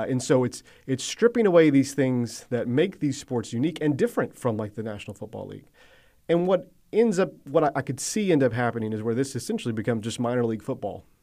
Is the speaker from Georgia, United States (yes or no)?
yes; Athens, Georgia, United States; I grew up around Athens, Georgia